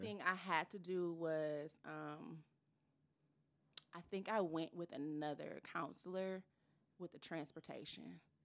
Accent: Ypsilanti, Michigan, United States; I am from Ypsilanti, Michigan.

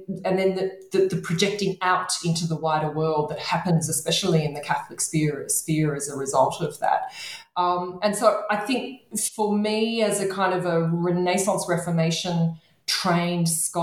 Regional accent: Australia; to bring myself geographically closer through my research project to my home country of Australia, if not to Australia

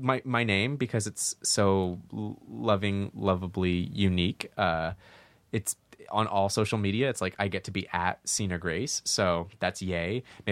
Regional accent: Santa Monica, California, United States; Santa Monica. Oh, my mom's Persian. My dad's like whitish. He's like Irish American.

